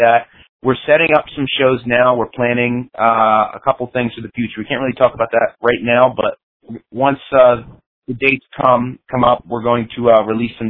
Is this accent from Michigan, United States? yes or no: no; Plymouth Meeting, Pennsylvania, United States; We come from Plymouth Meeting, PA, which is the suburbs right outside of Philadelphia. We've been living here our entire lives